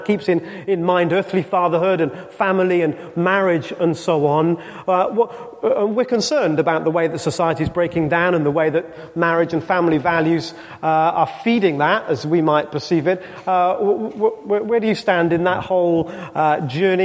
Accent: Wales, United Kingdom; a Welshman

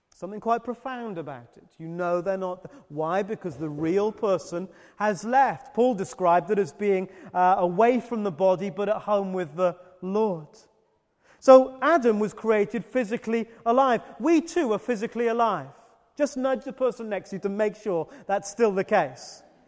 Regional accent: United Kingdom; I'm British

